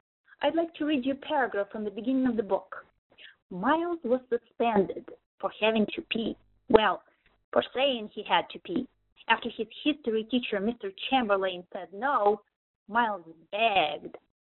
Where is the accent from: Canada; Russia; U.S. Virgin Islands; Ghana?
Russia; accent: Russian; English is a second language; moved away; I'm originally from Russia